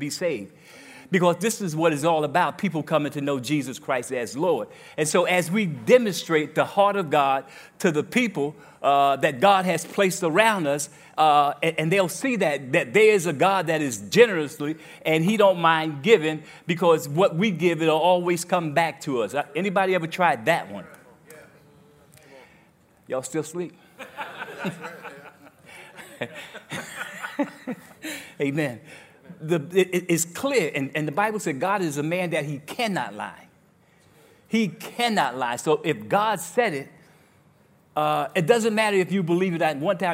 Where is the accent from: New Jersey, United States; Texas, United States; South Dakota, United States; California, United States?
New Jersey, United States; now in Grand Rapids, United States; I'm from New Jersey